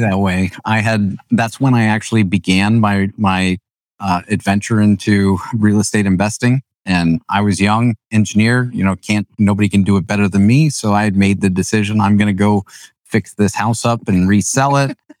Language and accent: English; New Holland, Pennsylvania, United States; I grew up in New Holland